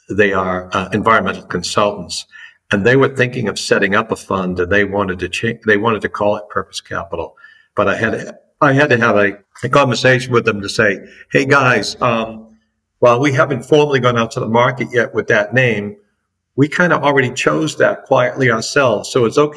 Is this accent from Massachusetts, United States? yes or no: yes; Boston, Massachusetts, United States; accent: Boston; your listeners that may have an ear for American accents would pick up pretty quickly that I'm from the East Coast, and those that have a really good ear might identify Boston.